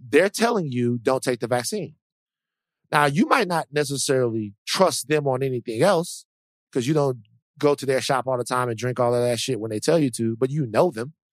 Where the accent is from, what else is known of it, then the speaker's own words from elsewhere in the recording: United States; I'm an American